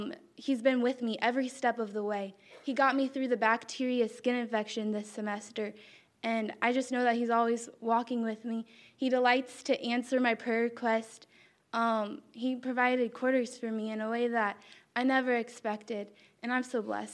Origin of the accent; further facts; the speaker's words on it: Illinois, United States; I am a junior elementary education major, and I'm from Illinois.